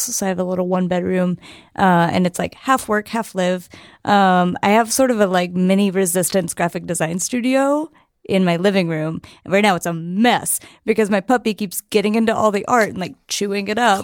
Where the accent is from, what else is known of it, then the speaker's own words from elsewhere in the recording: Chattanooga, Tennessee, United States; moved away as an adult; now in San Francisco, United States; I'm from Tennessee originally, um, East Tennessee